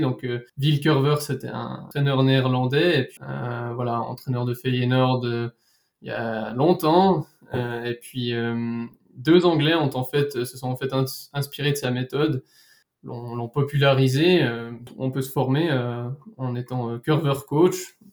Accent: Switzerland; chez nous en Suisse

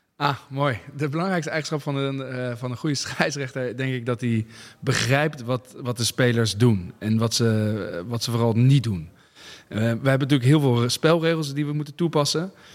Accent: Netherlands; also born or lived in Voorburg; als Nederlander

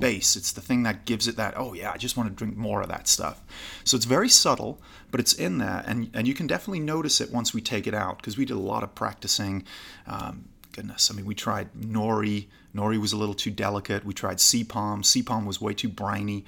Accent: Newcastle upon Tyne, North East England, United Kingdom; also born or lived in California; now in Los Angeles, United States; originally from Newcastle, just below Scotland

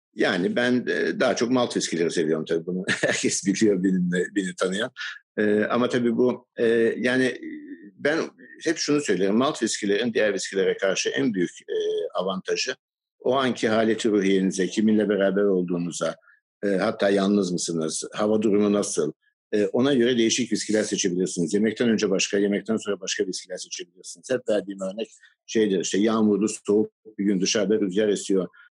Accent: Istanbul, Turkey; also born or lived in United Kingdom / Baltimore, Maryland, United States / Virginia, United States; Her ne kadar Maçka'da doğdum büyüdüm

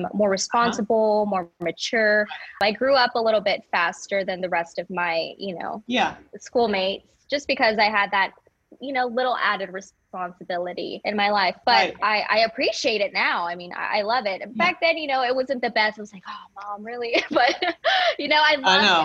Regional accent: Houston, Texas, United States; also born or lived in Monterrey, Mexico / Cypress, Texas; My mom packed her bags and we moved to Houston, Texas. And I was raised here in Houston. We moved to Cypress when I was very young

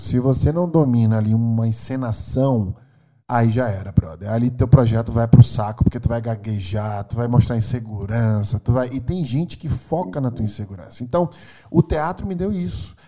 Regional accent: Maceió, Alagoas, Brazil; also born or lived in China / Silicon Valley, California; now in São Paulo, Brazil; Nasci em Maceió, Alagoas, meu sotaque britânico me entrega

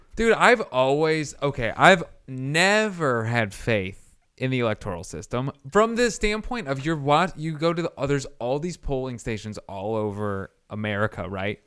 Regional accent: Indiana, United States; I'm from Indiana

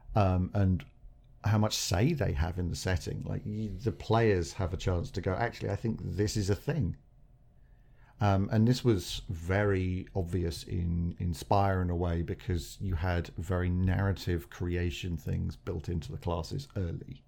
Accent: England, United Kingdom; We're English.

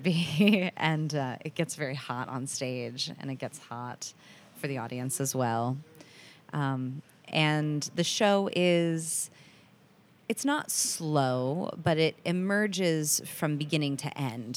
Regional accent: United States; I'm the only one who grew up here

